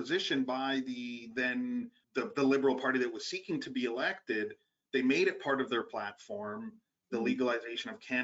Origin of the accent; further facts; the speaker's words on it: Vancouver, British Columbia, Canada; I grew up in Vancouver